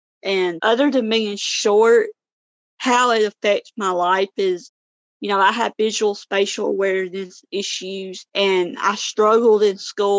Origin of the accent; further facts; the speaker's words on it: Northeast Mississippi, United States; I am 27 years old. I'm from Northeast Mississippi in the United States.